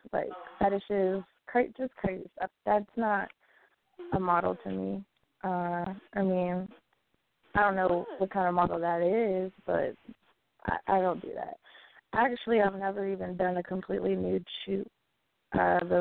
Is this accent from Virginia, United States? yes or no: yes; Staunton, Virginia, United States; I'm from Virginia. Born and raised.